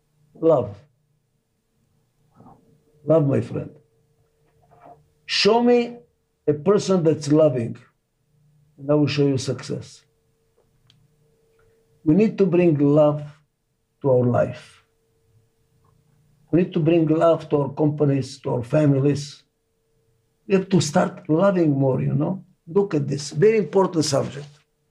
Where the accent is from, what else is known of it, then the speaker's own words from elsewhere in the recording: Israel; English is a second language; also born or lived in Albania; now in United States; I was saved by Muslim family in Albania. They saved my life. Muslims saved my life. I grew in a Jewish family in Israel.